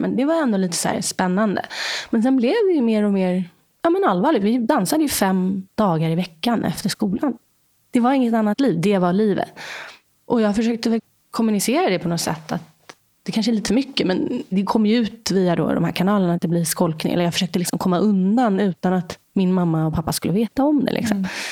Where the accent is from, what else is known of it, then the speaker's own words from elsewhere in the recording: Stockholm, Stockholm County, Sweden; Jag är uppvuxen i Vasastan i Stockholm.